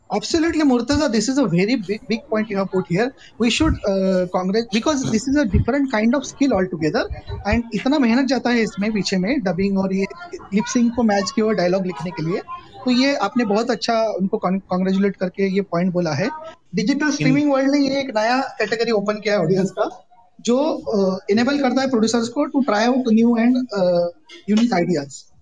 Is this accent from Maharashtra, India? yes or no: yes; Nagpur, Maharashtra, India; मैं नागपुर से हूँ